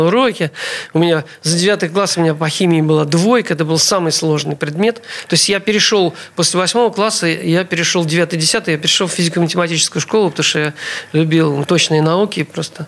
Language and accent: Russian; Saint Petersburg, Russia; Я родился 1 апреля 1957 года, 1957 года в городе Ленинграде